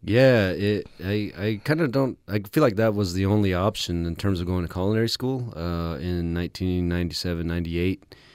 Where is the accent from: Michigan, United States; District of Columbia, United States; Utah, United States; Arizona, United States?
Arizona, United States; White Mountain Apache Tribe; also born or lived in Window Rock, Arizona; I was born and raised on the White Mountain Apache tribe